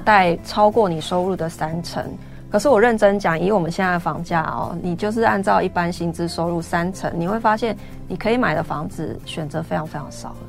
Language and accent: Chinese; Taichung, Taiwan; moved away; 现在在台中，我其实是台中人，嗯。然后我现在，我，台中我没有买房子，嗯。就是我老家在台中